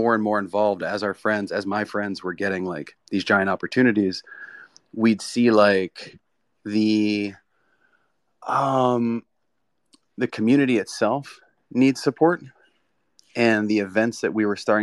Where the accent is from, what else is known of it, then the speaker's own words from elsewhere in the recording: South Florida, United States; moved away as an adult; also born or lived in Brooklyn, New York; I grew up in South Florida. I went to New York to go to Pratt in Brooklyn